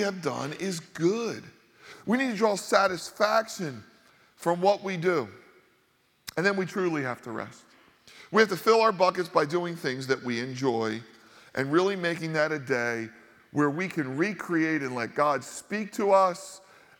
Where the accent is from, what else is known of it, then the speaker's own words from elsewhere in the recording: Northeast, United States; growing up in the Northeast, a highly Catholic area